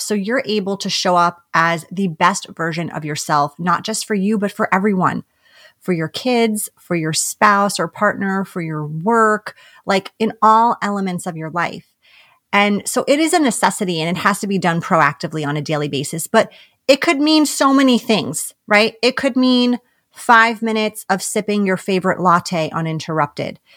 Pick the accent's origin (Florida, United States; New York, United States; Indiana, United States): New York, United States; we're both from New York